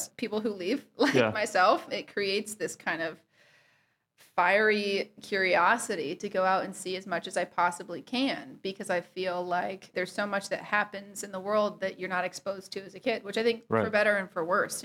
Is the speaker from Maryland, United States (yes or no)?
no; Waukee, Iowa, United States; moved away as an adult; also born or lived in Des Moines, Iowa / Portland, Oregon; now in Nashville, United States; I'm from Waukee, Iowa, which is west of Des Moines